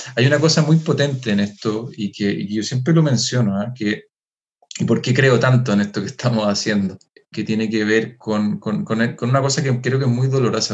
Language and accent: Spanish; Chile; nosotros como, como chilenos ocupamos palabras que quizás no se van a entender